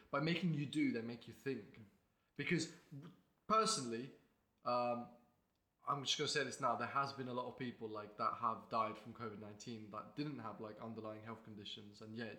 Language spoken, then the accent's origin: English; Estonia; now in Lincoln, United Kingdom; I'm from Estonia. I'm at University of Lincoln. I live here.